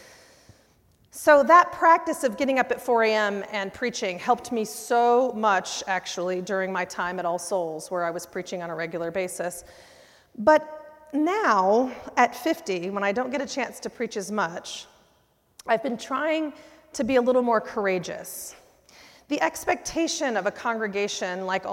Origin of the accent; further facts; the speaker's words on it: Oklahoma City, Oklahoma, United States; now in Tulsa, United States; I grew up here in Oklahoma City